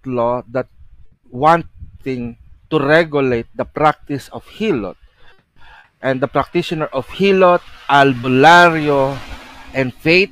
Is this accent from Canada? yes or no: no; Philippines